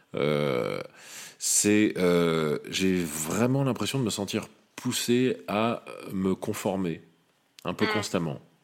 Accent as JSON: {"language": "French", "town": "Lyon", "region": "Auvergne-Rhône-Alpes", "country": "France", "tie": "born or raised there", "said": "je suis né à Lyon."}